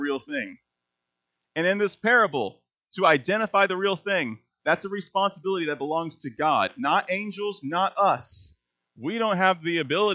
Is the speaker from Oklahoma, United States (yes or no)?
no; Texas, United States; moved away; I was raised in Texas